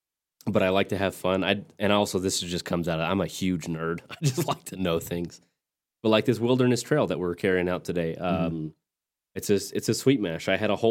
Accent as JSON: {"language": "English", "region": "West Texas", "country": "United States", "tie": "born or raised there", "also_born_or_lived": "Tulsa, Oklahoma", "moved": "yes", "lives_now": "Fort Worth, United States", "said": "my hometown was in the path of totality. So West Texas, Midland, Lubbock, that kind of area"}